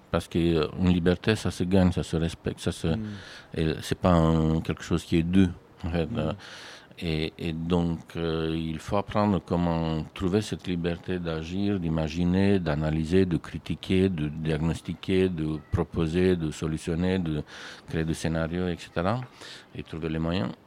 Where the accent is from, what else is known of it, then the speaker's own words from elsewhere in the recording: Romania; moved away as an adult; now in France; je viens d'un pays où la pratique d'architecture n'était pas du tout comme ça